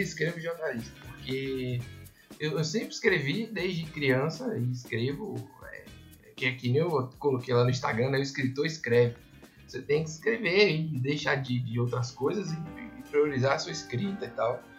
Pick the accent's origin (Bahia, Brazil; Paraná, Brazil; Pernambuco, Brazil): Bahia, Brazil; Salvador; moved away as an adult; also born or lived in São Paulo; Eu sou de Salvador